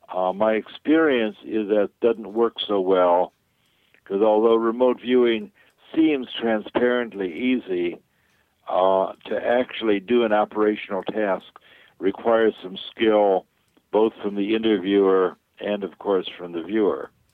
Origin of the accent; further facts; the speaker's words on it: New York, United States; now in California, United States; So I grew up in New York